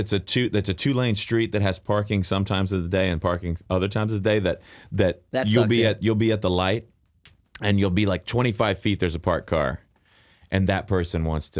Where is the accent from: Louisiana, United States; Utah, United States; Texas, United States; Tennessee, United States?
Texas, United States; Dallas; where I grew up in Dallas